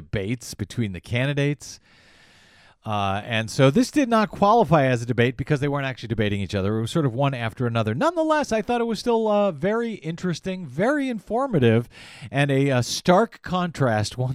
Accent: St. Louis, Missouri, United States; I was born and raised in St. Louis

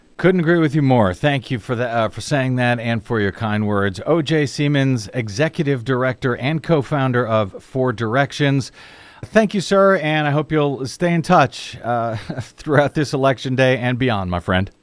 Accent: St. Louis, Missouri, United States; moved away; my old home, uh, town of Saint Louis, Saint Louis County, Missouri

